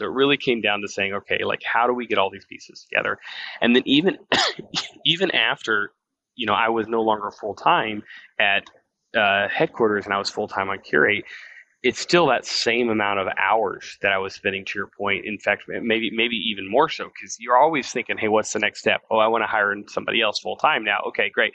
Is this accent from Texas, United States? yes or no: no; Half Moon, Arkansas, United States; I was born in Half Moon, Arkansas